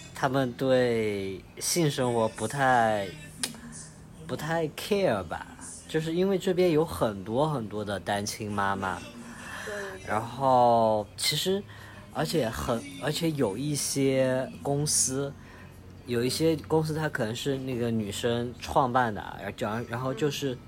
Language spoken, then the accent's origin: Chinese; Chengdu, Sichuan, China; now in Colombia; 我是一个成都人